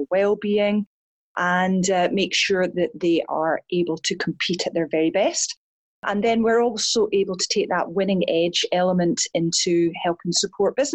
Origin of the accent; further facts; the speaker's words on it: Scotland, United Kingdom; I'm Scottish